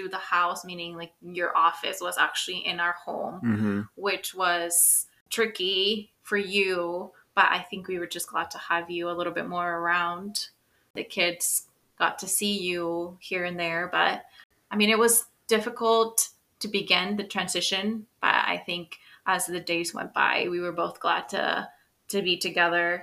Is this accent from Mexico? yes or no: yes; Mexico; now in United States; I was born in the United States of America, but I grew up in Mexico